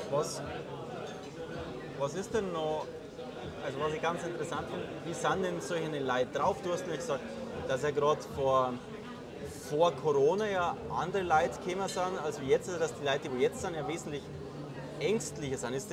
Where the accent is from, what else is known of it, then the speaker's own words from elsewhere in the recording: Germany; ich jetzt als Deutscher, der noch nie in diesem Land war